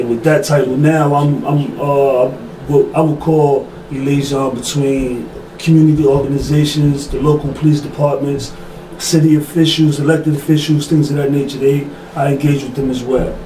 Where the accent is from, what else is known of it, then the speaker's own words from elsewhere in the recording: New York City, New York, United States; I'm from Bed-Stuy, Brooklyn.